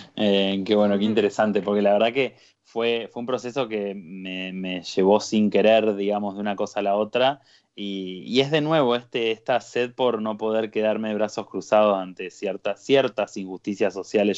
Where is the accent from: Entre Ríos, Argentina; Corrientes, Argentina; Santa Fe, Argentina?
Entre Ríos, Argentina; Paraná; moved away as an adult; now in Buenos Aires, Argentina; Vengo de las inmensidades del litoral, de la ciudad de Paraná, en Entre Ríos.